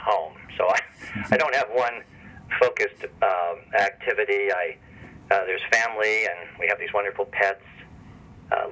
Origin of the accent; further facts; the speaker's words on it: Minneapolis, Minnesota, United States; also born or lived in Cincinnati, Ohio / Ann Arbor, Michigan / Chapel Hill, North Carolina / Rochester, New York; now in Winston-Salem, United States; I was born and raised in Minneapolis, Minnesota, before my family moved to Cincinnati, Ohio